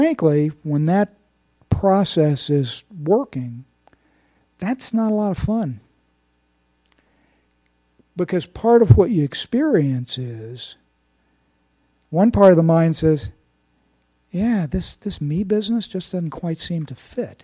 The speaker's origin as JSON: {"language": "English", "region": "Indiana", "country": "United States", "said": "I'm from Indiana"}